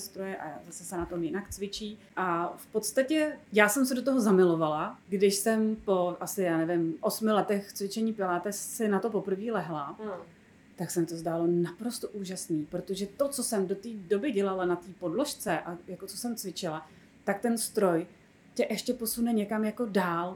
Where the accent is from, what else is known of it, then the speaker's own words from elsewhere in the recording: Bohemia, Czechia; also born or lived in Prague; tady u nás v Čechách